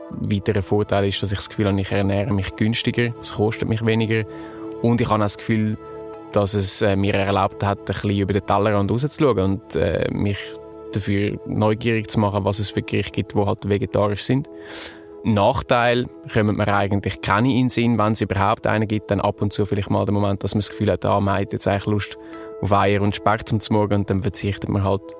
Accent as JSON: {"language": "German", "region": "Zurich", "country": "Switzerland", "tie": "born or raised there", "said": "Ich bin achtundzwanzig, geboren und aufgewachsen in Zürich."}